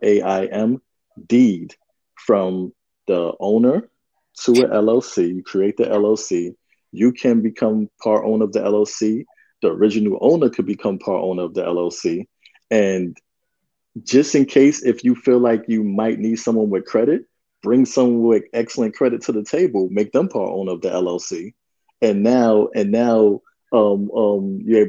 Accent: New York, United States; we're both from New York

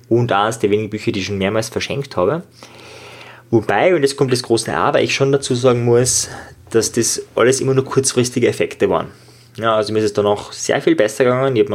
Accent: Linz, Upper Austria, Austria; ich war damals als 14-Jähriger im Thalia, also damals war es der Amadeus, äh, also ein Buchladen bei uns in Österreich, in Linz

